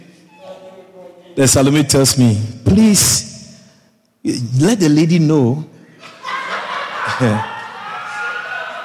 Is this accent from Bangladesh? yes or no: no; Guyana; I said, Guyana